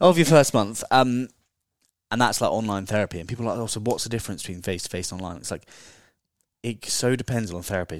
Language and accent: English; Dorset, South West England, United Kingdom; moved away as an adult; also born or lived in Bali / Australia; now in London, United Kingdom; I'm from Dorset